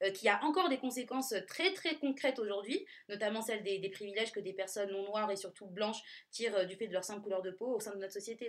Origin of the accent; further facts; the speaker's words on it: Nice, Provence-Alpes-Côte d'Azur, France; je viens de Nice